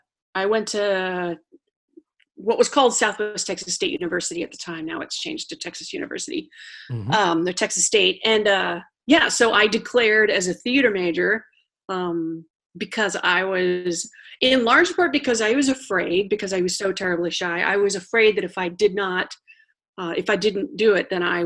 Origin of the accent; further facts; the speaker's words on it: Italy; born there; I was born in Italy.